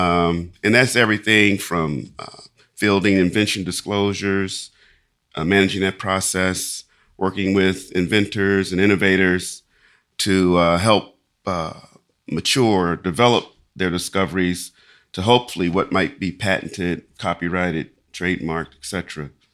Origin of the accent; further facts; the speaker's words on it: Lexington, Kentucky, United States; I grew up in in Lexington, Kentucky